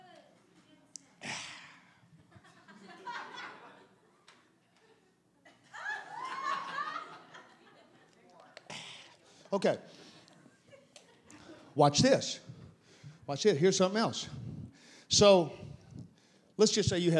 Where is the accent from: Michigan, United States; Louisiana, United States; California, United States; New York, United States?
Louisiana, United States; South; I'm from South Louisiana.